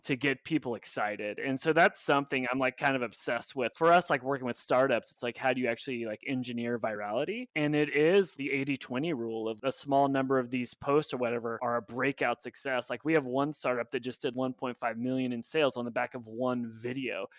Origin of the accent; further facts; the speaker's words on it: Oklahoma, United States; moved away; also born or lived in New York; I'm from Oklahoma, and then I moved to New York